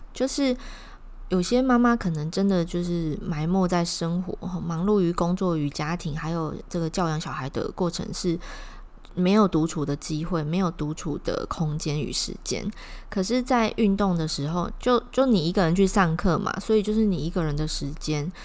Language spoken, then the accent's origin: Chinese; Taiwan; 是我们台湾本土的品牌